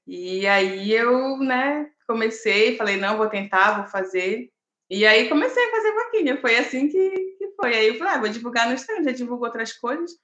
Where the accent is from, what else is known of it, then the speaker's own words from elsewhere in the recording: Belém, Pará, Brazil; moved away as an adult; now in Florianópolis, Brazil; Belém é minha cidade natal